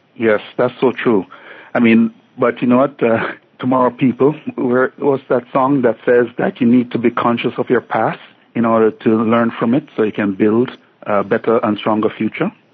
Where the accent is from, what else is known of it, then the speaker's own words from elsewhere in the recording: Jamaica; moved away as an adult; now in York Region, Canada; I grew up in Jamaica